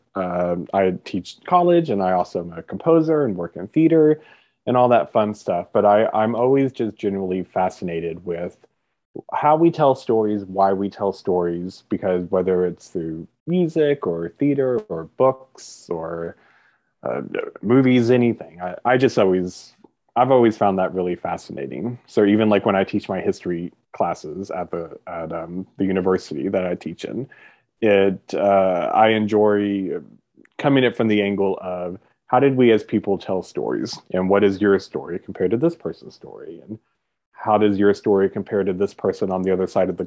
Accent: Kentucky, United States; moved away; So I'm from Kentucky. I was born and raised in Kentucky

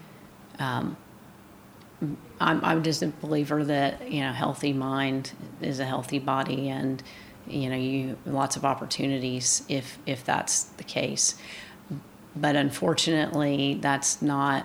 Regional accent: Coweta, Oklahoma, United States; growing up in Coweta on Main Street

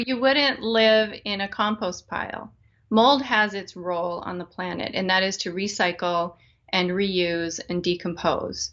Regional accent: Wyoming, United States; now in Midwest, United States; I grew up in Wyoming, and it's incredibly dry there

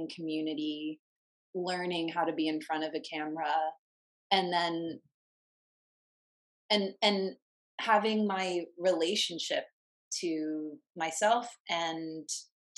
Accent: Virginia, United States; moved away as an adult; now in Los Angeles, United States; I'm from Virginia, LA's 3,000 miles away from my family. I was 22

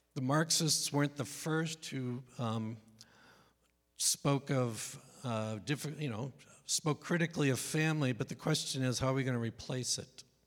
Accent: Northeast, United States; I'm from the Northeast, so it's not like I come from some bastion of conservatism in mid America.

